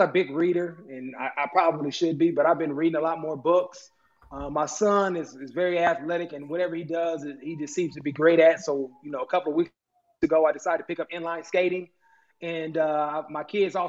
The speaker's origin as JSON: {"language": "English", "town": "Oakland", "region": "New Jersey", "country": "United States", "tie": "born or raised there", "moved": "yes", "lives_now": "Buffalo, United States", "said": "my hometown of Oakland"}